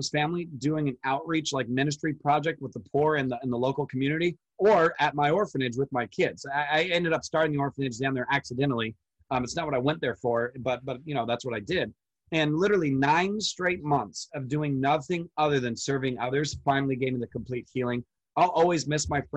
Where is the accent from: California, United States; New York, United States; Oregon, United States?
California, United States; Orange County; I live in Orange County, California. So I'm 2 hours from the Mexican border.